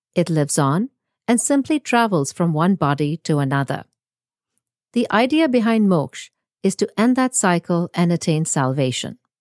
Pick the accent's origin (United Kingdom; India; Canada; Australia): India; moved away as an adult; now in United States; born and raised in India, but has lived almost her entire adult life in the US